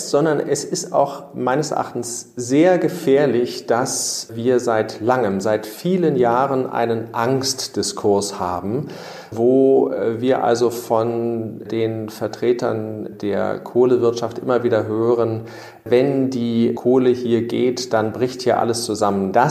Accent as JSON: {"language": "German", "region": "Berlin", "country": "Germany", "said": "Zum zweiten ist äh, Brandenburg als Berliner natürlicherweise meine Heimat."}